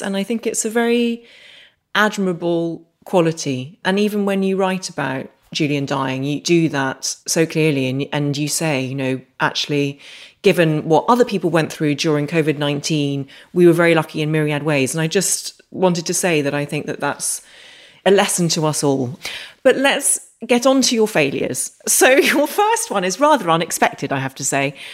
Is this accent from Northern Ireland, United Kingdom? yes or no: yes; Northern Ireland, United Kingdom; I grew up in Northern Ireland